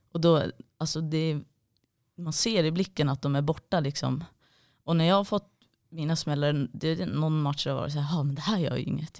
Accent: Gävle, Gävleborg County, Sweden; now in Malmö, Sweden; egentligen från en liten by utanför Gävle

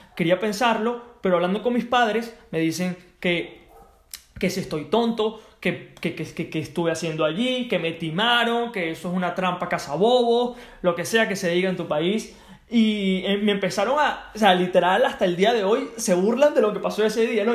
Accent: Venezuela; Yo soy de Venezuela.

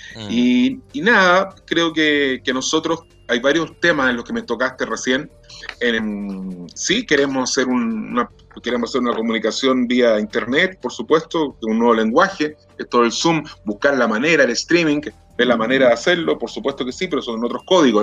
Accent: Chile; como muchos chilenos

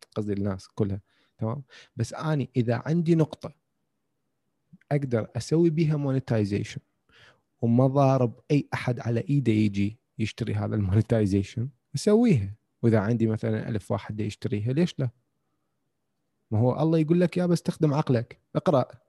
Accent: Iraq; بالعراق احنا عندنا

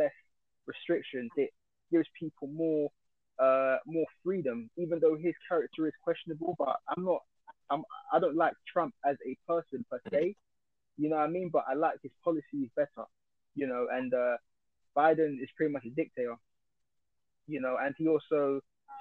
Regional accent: United Kingdom; we're British

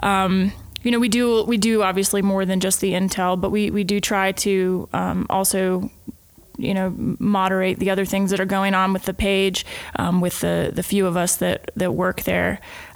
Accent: United States; The great benefit of doing this in the United States is I'm from the United States and I've lived in a lot of the states.

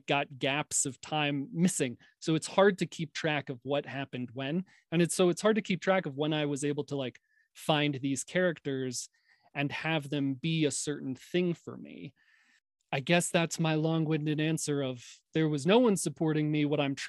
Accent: New York, United States; Not a confident kid at all. I grew up in a time, I don't know how many younger listeners you have, John, but if they're out there, listen to this.

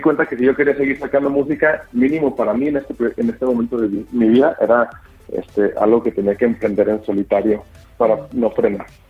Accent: Guadalajara, Jalisco, Mexico; now in Mexico City, Mexico; yo soy de Guadalajara, este, crecido en los 80 y los 90

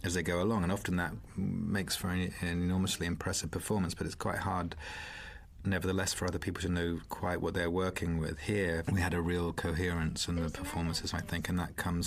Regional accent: Isle of Wight, South East England, United Kingdom; moved away; I come from the Isle of Wight

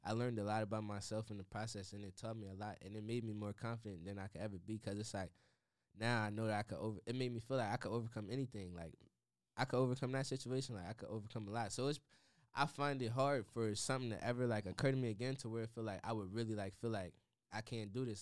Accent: Harrisburg, Pennsylvania, United States; moved away as an adult; now in Washington, D.C., United States; growing up in Harrisburg, it was like everybody knew my dad

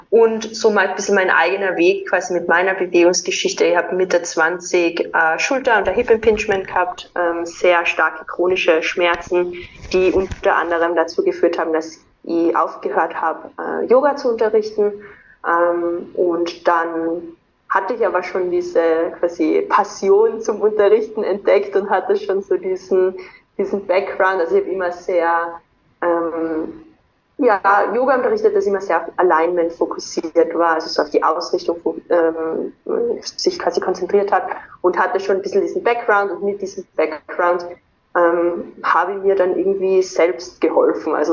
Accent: Austria; also born or lived in Vienna; Ähm, ich komme aus Österreich, wie man immer unschwer an meinem Dialekt erkennen kann.

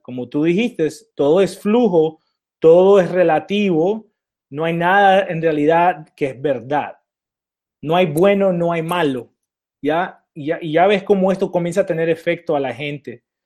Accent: Alta California, United States; also born or lived in Nicaragua; acá de Alta California, donde nací yo

